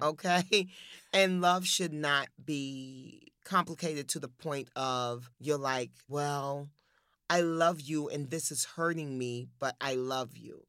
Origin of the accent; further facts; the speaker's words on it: New York City, New York, United States; I'm from Harlem